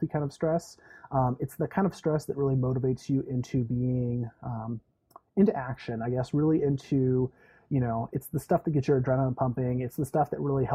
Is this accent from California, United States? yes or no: yes; California, United States; moved away as an adult; also born or lived in Indiana; now in Michigan, United States; I came from California originally, where I was an RA for about 3 years, and then I moved out to Indiana